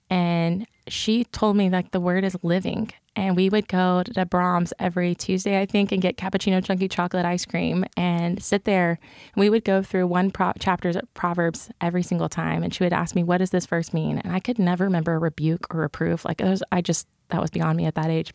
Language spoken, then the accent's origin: English; Cleburne, Texas, United States; accent: country; I grew up in Cleburne, Texas